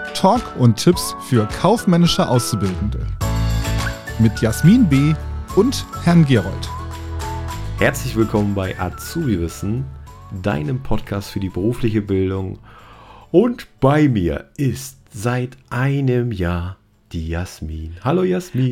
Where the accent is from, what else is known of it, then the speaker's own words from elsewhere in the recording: Sauerland, North Rhine-Westphalia, Germany; now in Cologne, Germany; ich komme äh, ähm, aus dem Rheinland, aus ja. Köln, also eigentlich aus dem Sauerland genauer